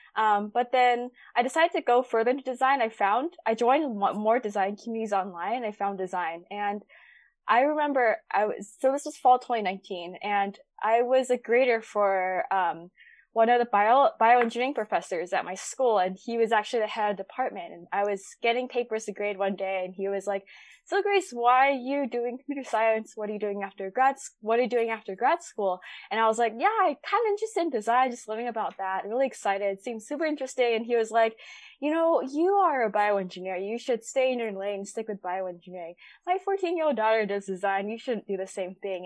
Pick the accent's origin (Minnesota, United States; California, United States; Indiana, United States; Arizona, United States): California, United States; Bay Area; born and raised in the Bay Area